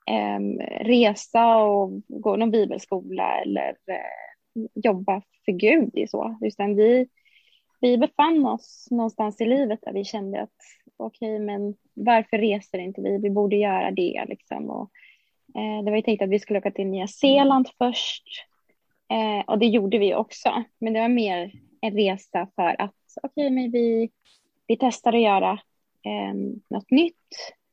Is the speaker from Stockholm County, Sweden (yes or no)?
yes; Stockholm, Stockholm County, Sweden; Eh, ja, men jag är också från Stockholm